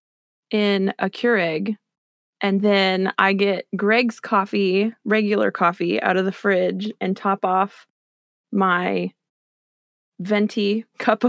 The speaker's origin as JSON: {"language": "English", "town": "Newark", "region": "Ohio", "country": "United States", "tie": "born or raised there", "also_born_or_lived": "Cleveland area, Ohio", "said": "I'm from here. My family lives here, born and raised"}